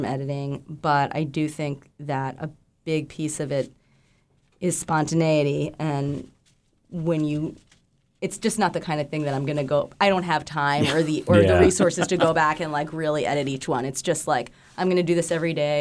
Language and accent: English; Northeast, United States; moved away as an adult; now in Juneau, United States; the Northeast where we both grew up